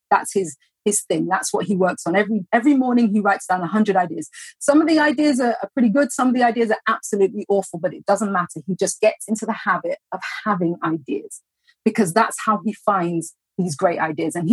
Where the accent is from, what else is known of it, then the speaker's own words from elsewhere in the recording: Mumbai, Maharashtra, India; I'm a college student majoring in psychology and education studies, and I'm from